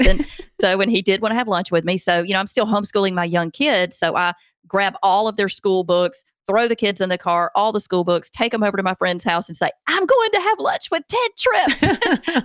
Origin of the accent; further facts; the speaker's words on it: Alabama, United States; Montgomery, Alabama, which is my home state, only like an hour from where I live